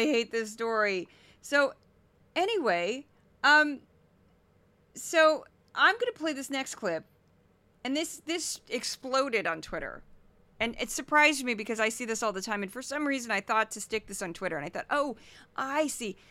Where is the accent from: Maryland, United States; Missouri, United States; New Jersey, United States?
Missouri, United States; I'm really from Missouri and I don't talk like this